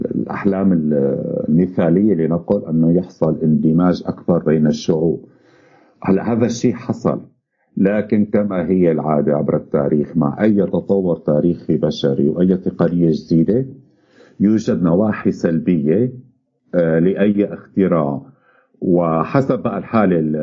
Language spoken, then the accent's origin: Arabic; Syria; moved away; نحن بالذات كسوريين